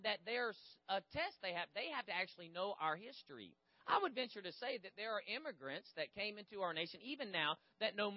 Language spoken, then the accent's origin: English; Gainesville, Florida, United States; I was born in Gainesville, Florida, on March 11th, 1970.